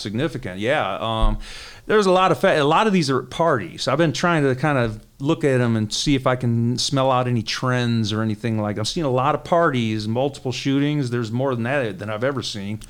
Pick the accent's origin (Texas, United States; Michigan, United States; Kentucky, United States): Michigan, United States; Detroit; I was born and raised in Detroit. I grew up in the Cass Corridor